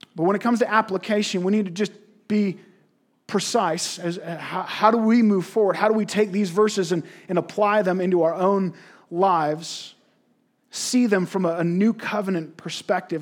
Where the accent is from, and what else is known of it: Canada